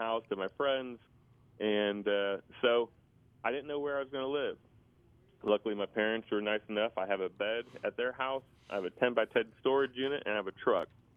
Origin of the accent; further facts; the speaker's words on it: Indiana, United States; I grew up in Indiana, got saved as a young boy